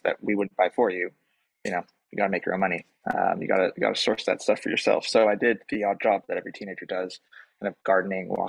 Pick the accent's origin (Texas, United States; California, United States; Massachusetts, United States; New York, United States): California, United States; Palo Alto; also born or lived in Germany; now in United Kingdom; grew up in the States for kind of my childhood, which I think was very formative because the part of the U.S. that we grew up in is kind of mecca for tech